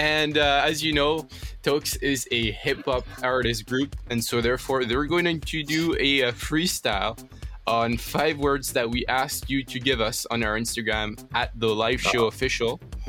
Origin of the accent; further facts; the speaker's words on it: France; So, as you know, like, I'm from France, right? And so I was in France last summer.